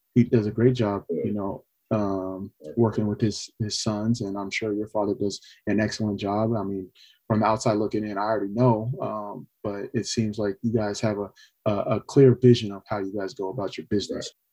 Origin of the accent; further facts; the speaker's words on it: California, United States; also born or lived in Austin, Texas; I'm from California